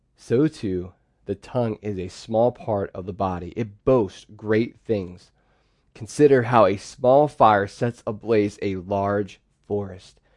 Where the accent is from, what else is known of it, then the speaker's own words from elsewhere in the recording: Pennsylvania, United States; I'm the oldest of four, and we grew up in Pennsylvania, and we lived on a farm.